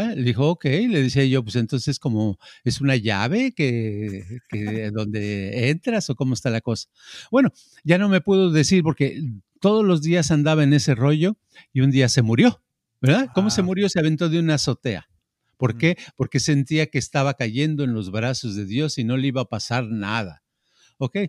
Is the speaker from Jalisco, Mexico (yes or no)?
no; Mexico City, Mexico; yo crecí crecí en la Ciudad de México y en el barrio donde yo vivía, ¿verdad? Hasta los 12 años en ese barrio